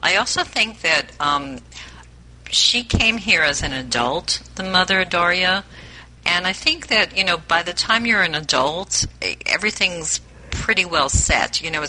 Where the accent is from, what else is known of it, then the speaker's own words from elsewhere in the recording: New York, United States; since I'm from New York